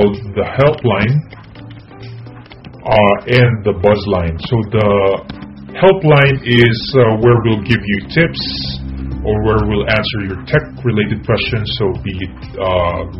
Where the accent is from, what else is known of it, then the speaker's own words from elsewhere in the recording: Philippines; English is a second language; now in Japan; I'm Filipino, by the way, so English is not my first language